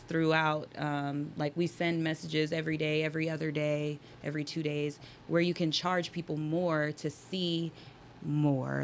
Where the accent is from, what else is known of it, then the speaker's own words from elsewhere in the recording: Las Vegas, Nevada, United States; I was born and raised in Las Vegas